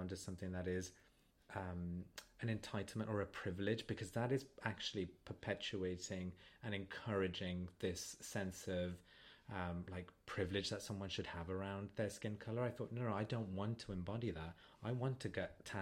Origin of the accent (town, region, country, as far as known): Wolverhampton, West Midlands, United Kingdom